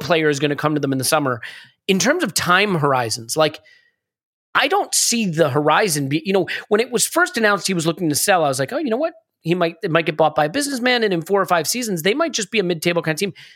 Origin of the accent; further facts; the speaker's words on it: United States; as an American